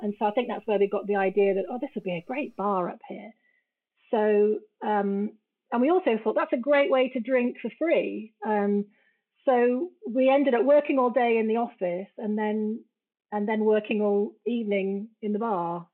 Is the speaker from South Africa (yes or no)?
no; United Kingdom; moved away; also born or lived in Guatemala; I'm British